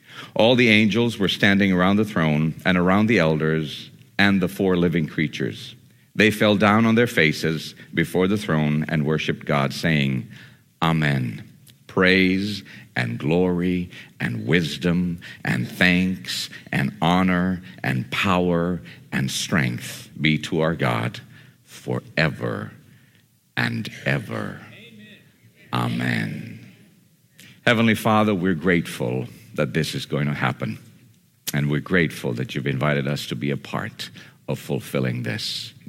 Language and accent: English; Borneo, Indonesia; And so I grew up in Indonesia amongst Muslims and Hindus and Buddhists and animistic spirit worshipers. And that's where I met Jesus, in the middle of the jungles of Borneo.